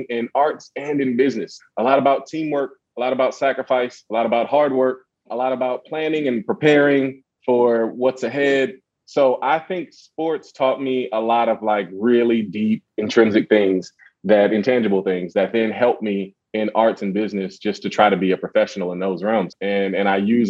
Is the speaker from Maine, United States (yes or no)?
no; Oakland, California, United States; also born or lived in New Orleans, Louisiana; I consider two places home, Oakland, California, and New Orleans, Louisiana